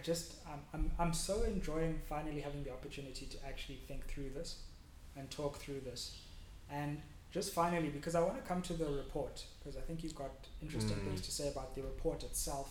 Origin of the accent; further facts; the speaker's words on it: South Africa; we as a South African citizen